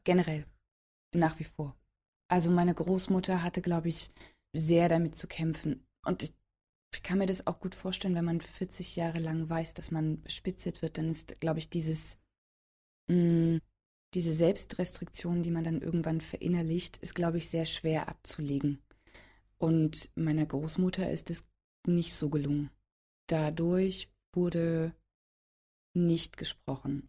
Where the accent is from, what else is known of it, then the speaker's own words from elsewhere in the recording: Halle, Saxony-Anhalt, Germany; moved away as an adult; also born or lived in London; Ich bin in Halle-Saale geboren